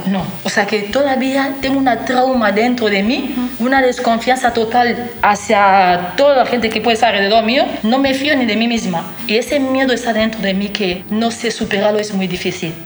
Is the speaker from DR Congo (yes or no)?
yes; DR Congo; now in Donostia, Spain; no te diría que mi corazón está en el Congo, porque en el Congo no estoy viviendo